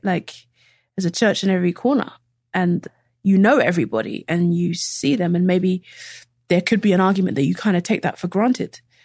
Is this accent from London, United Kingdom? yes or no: yes; London, United Kingdom; moved away as an adult; also born or lived in Nigeria; now in Beijing, China; I came to London when I was very young